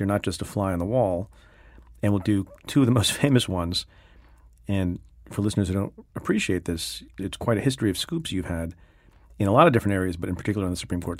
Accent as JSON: {"language": "English", "region": "New Jersey", "country": "United States", "tie": "born or raised there", "said": "growing up in New Jersey, you know, as an Indian immigrant family"}